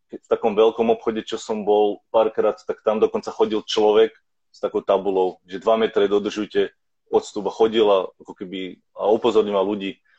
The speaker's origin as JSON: {"language": "Slovak", "country": "Slovakia", "moved": "yes", "lives_now": "Vancouver, Canada"}